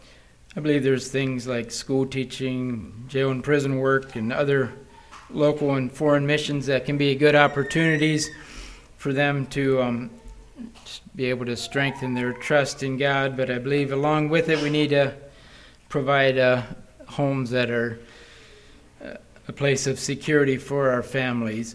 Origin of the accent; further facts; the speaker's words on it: Wisconsin, United States; we're from Wisconsin